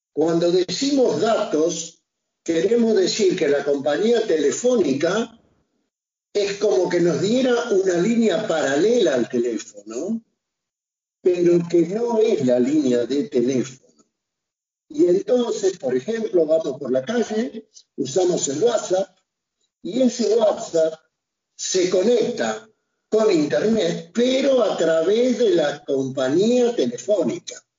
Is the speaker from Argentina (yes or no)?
yes; Argentina; yo, que soy argentino, me vine a Europa